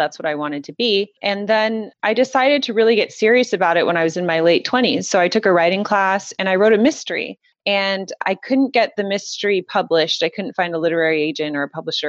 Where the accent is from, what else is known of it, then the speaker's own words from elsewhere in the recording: Southern California, United States; I'm from Southern California. And, you know, Southern California and Paris, two very different places. Southern California, very casual. I just grew up with a very casual life